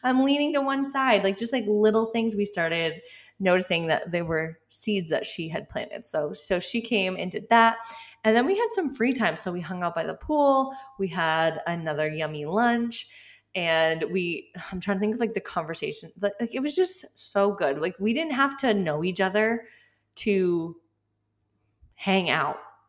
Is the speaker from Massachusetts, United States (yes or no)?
yes; Massachusetts, United States; moved away; I'm from Massachusetts originally